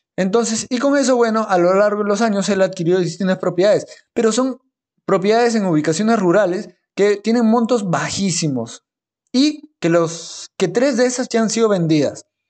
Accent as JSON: {"language": "Spanish", "town": "La Oroya", "region": "Junín", "country": "Peru", "tie": "born or raised there", "said": "Mi tierra, yo nací en Loroya, ahí a 3.800 metros sobre el nivel del mar"}